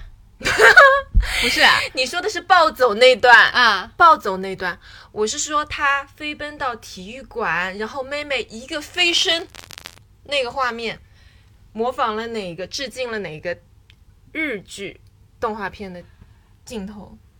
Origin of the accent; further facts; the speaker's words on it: China; 我是一个从小在中国长大的小朋友